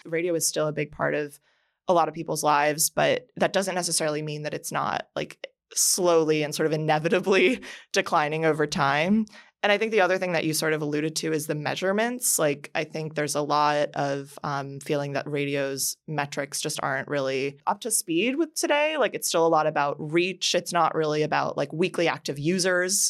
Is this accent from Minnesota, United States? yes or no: no; Miami, Florida, United States; growing up in Miami